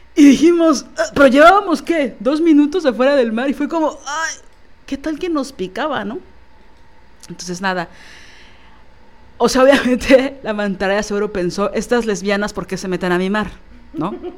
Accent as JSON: {"language": "Spanish", "region": "Mexico City", "country": "Mexico", "said": "yo como chilanga"}